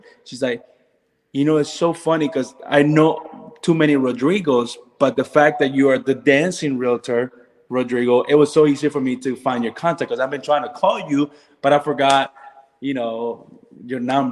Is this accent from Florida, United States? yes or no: yes; Orlando, Florida, United States; also born or lived in North Carolina; we're from Orlando. So all our families are here